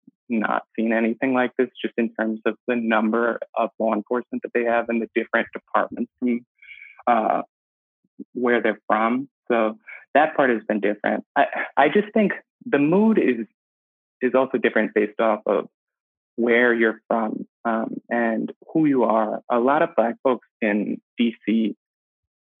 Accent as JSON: {"language": "English", "town": "Albany", "region": "New York", "country": "United States", "moved": "yes", "said": "I'm from Albany, New York, and Albany's really, really segregated"}